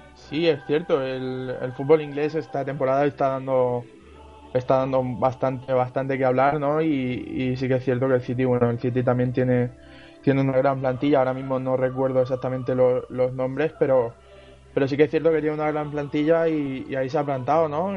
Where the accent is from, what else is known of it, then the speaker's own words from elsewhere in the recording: Region of Murcia, Spain; los tres equipos de mi tierra